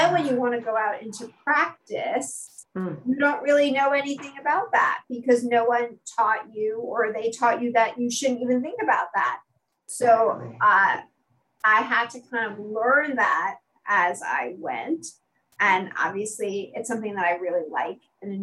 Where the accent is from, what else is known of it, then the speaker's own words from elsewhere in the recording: New York City, New York, United States; I'm a native New Yorker. I grew up in Brooklyn before Brooklyn was cool